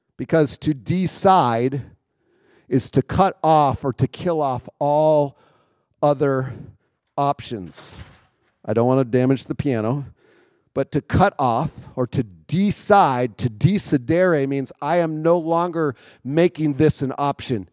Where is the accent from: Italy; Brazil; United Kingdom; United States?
United States; Minnesota; also born or lived in Wisconsin; now in Chicago area, United States; I grew up in Minnesota, so I'm a Minnesota boy